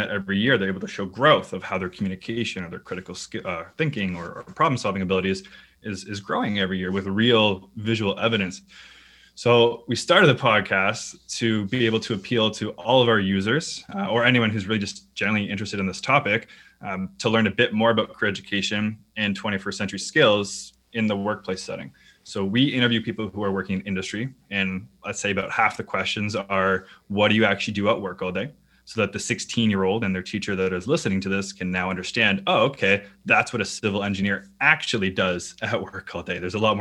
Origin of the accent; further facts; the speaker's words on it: Canada; I'm Canadian